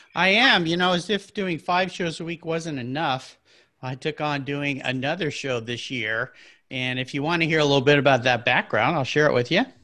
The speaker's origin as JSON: {"language": "English", "town": "La Jolla", "region": "California", "country": "United States", "tie": "born or raised there", "said": "I grew up in La Jolla, California"}